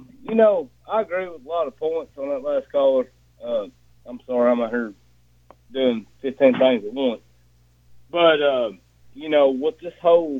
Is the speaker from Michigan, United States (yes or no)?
no; West Tennessee, United States; this is a guy from West Tennessee